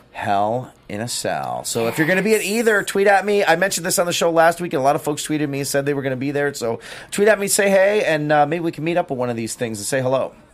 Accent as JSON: {"language": "English", "town": "Detroit", "region": "Michigan", "country": "United States", "tie": "born or raised there", "moved": "yes", "said": "my hometown of Detroit"}